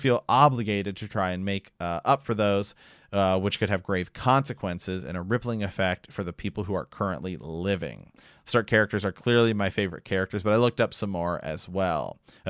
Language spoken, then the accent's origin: English; Illinois, United States; now in San Antonio, United States; AKA, I'm from Central Illinois, and we just moved to San Antonio, Texas, for a shop.